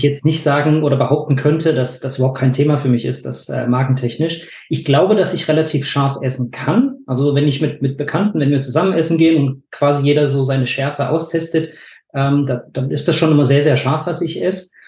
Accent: Bad Lobenstein, Thuringia, Germany; moved away as an adult; also born or lived in Nuremberg; now in Weinheim, Germany; Da komme ich auch nicht ursprünglich her. Ich komme aus Thüringen, habe dann 15 Jahre äh, bei Nürnberg gelebt

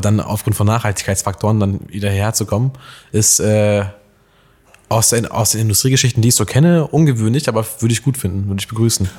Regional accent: Alfeld, Lower Saxony, Germany; moved away; bin ja gebürtiger Eifelder

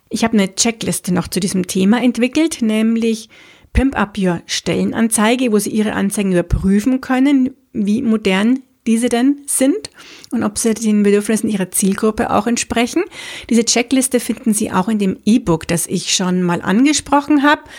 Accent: Munich, Bavaria, Germany; bin ich eine Münchnerin, das heißt in München geboren und aufgewachsen. Ich liebe auch diese Stadt

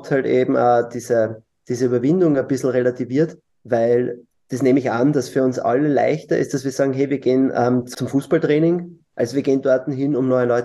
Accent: Lower Austria, Austria; Hm, ich bin Niederösterreicher, deswegen stellt sich die Frage.

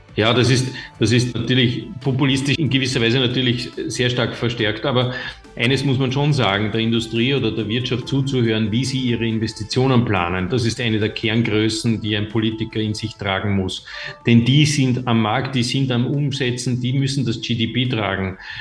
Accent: Austria

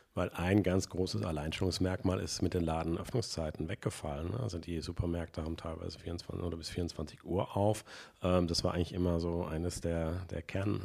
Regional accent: Cologne, North Rhine-Westphalia, Germany; bei uns in Köln

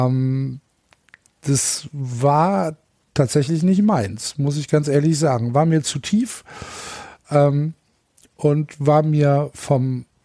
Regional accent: Cologne, North Rhine-Westphalia, Germany; obwohl ich Kölner bin und kein Gladbacher.

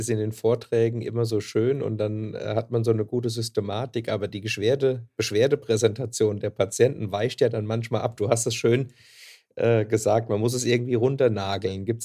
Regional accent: Hesse, Germany; accent: Hessian; insofern ja. eine hessische Landsfrau äh, bist, wobei ich befürchte, bei mir hört man es deutlicher, wo ich herkomme, als bei dir.

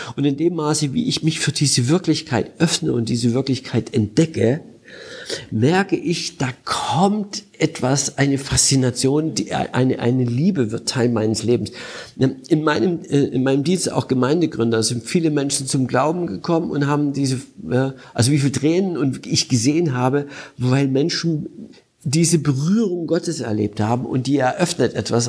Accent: Germany; bei uns in Deutschland

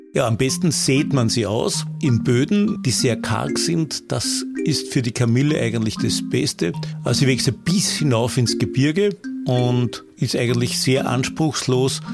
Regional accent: Austria; bei uns in Österreich

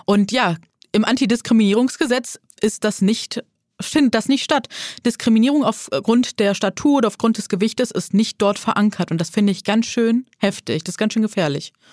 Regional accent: Neuss, North Rhine-Westphalia, Germany; moved away as an adult; now in Hamburg, Germany; Ursprünglich komme ich aus dem wunderschönen Neuss am Rhein. Lebe jetzt seit äh, ja, acht Jahren in Hamburg

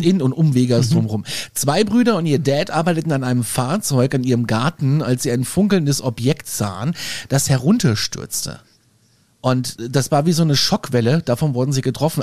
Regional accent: Germany; bei uns in Deutschland

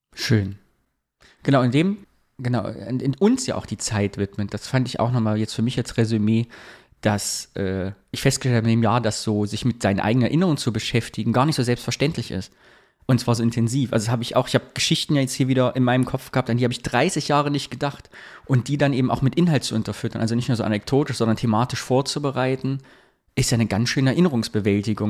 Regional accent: Thuringia, Germany; moved away; ich habe ja immer noch die Fantasie, mal nach Thüringen zurückzugehen

